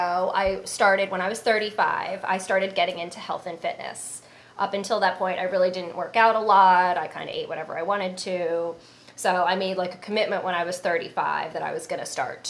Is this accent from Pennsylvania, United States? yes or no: yes; Philadelphia, Pennsylvania, United States; moved away as an adult; also born or lived in New York; now in Florida, United States; I am from Philadelphia